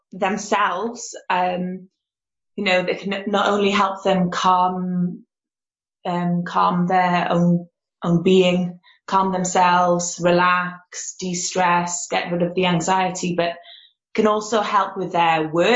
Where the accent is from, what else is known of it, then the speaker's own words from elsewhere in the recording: Cardiff, Wales, United Kingdom; I'm from Cardiff